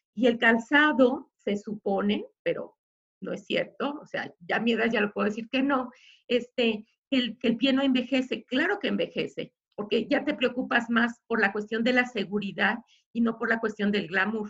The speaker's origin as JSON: {"language": "Spanish", "town": "Guadalajara", "region": "Jalisco", "country": "Mexico", "said": "somos este, tapatíos"}